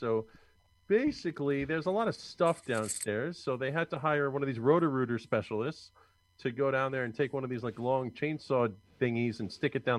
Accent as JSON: {"language": "English", "area": "Long Island", "region": "New York", "country": "United States", "tie": "born or raised there", "moved": "yes", "said": "I grew up in Long Island, and my parents still live there with my brother."}